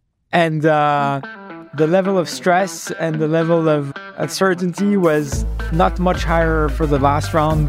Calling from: Paris, Île-de-France, France; I'm calling from my office in Paris.

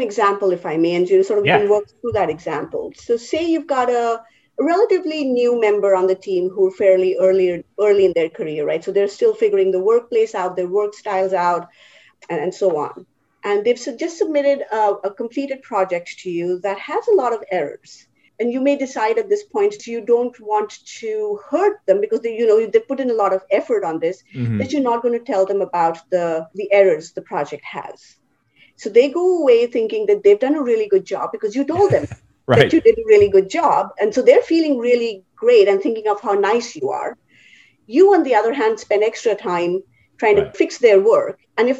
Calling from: New Jersey, United States; So I am in my home office in New Jersey. Been in New Jersey for about 5 years now.

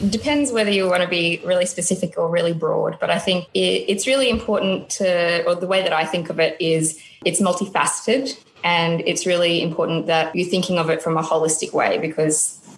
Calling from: Brisbane, Queensland, Australia; I'm joining from Brisbane today

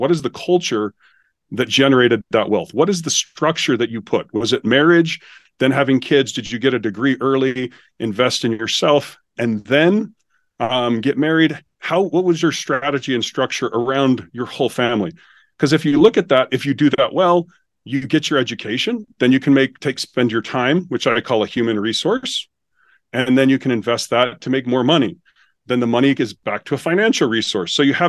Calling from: Utah, United States; I'm located just south of Salt Lake City, Utah.

